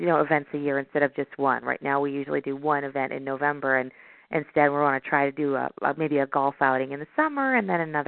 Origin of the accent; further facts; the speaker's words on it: Chicago, Illinois, United States; I'm from Chicago